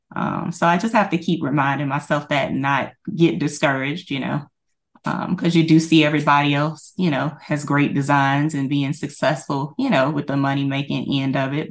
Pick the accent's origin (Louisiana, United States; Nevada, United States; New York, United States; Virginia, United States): Louisiana, United States; I am from Louisiana, and, uh, I currently work for the state